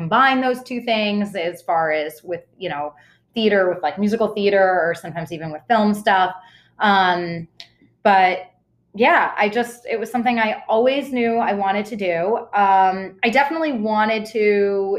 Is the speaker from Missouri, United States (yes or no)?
no; Boston, Massachusetts, United States; I grew up in Boston and was in Boston